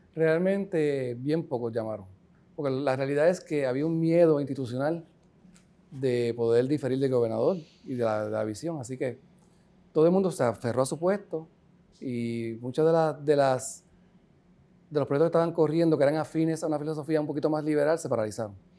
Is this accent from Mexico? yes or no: no; Puerto Rico; soy caribeño, yo no soy americano, yo soy, soy de aquí.